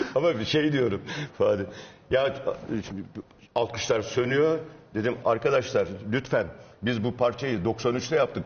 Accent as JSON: {"language": "Turkish", "region": "Isparta", "country": "Turkey", "said": "Ispartalıyım. Hı. Biraz Isparta ağzıyla"}